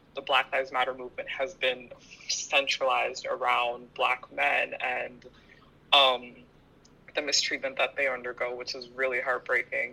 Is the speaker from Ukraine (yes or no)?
no; Ottawa, Ontario, Canada; I'm born and raised in Ottawa